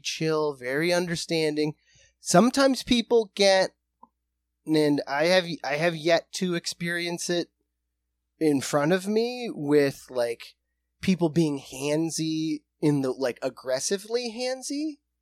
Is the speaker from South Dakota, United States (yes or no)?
yes; South Dakota, United States; We are from South Dakota